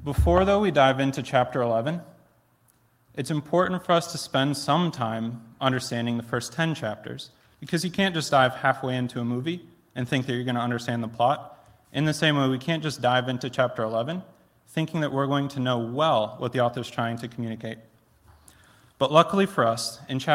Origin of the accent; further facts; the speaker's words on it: Plainwell, Michigan, United States; also born or lived in Philadelphia; I grew up in Plainwell, about 10 minutes down the road